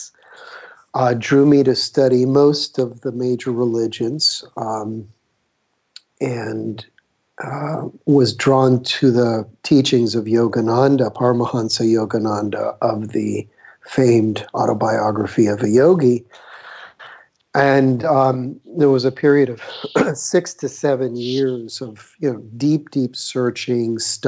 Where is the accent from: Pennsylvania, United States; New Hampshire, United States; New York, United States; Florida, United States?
Florida, United States; Miami; moved away as an adult; now in California, United States; I grew up in Florida. I was raised in Miami